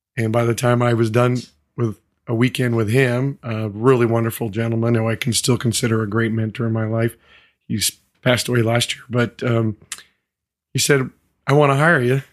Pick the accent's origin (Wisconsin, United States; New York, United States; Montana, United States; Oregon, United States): Montana, United States; moved away; I grew up in Montana. I grew up on a, in a small community, seventy-five hundred, uh, folks.